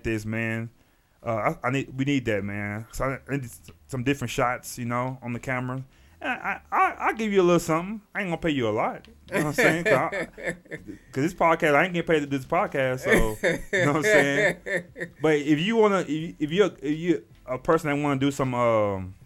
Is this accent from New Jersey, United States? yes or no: no; Texas, United States; I'm from Texas